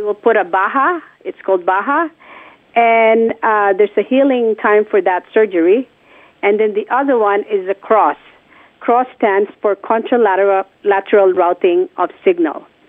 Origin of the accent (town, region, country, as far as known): Philippines; born or raised there; moved away